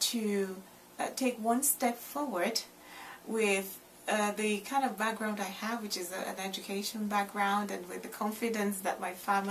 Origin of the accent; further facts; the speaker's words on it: Nigeria; now in United Kingdom; I am a woman from Nigeria. I live in the United Kingdom